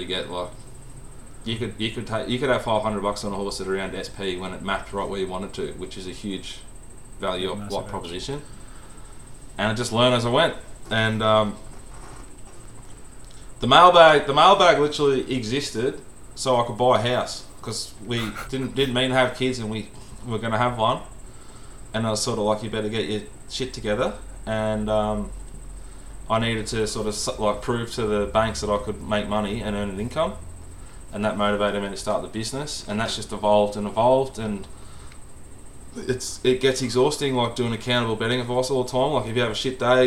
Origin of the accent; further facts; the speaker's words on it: Sydney, New South Wales, Australia; I'm from Sydney